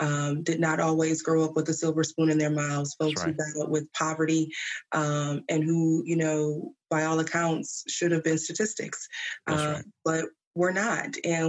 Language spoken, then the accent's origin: English; Flint, Michigan, United States; Growing up in Flint, it was a mixture of smaller city version of Detroit, but also very country in a way.